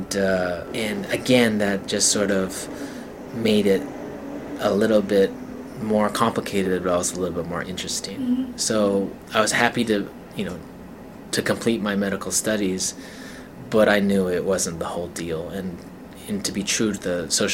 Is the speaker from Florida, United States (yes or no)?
no; Salt Lake City, Utah, United States; moved away; also born or lived in China / Germany; I was born and raised in Salt Lake City, Utah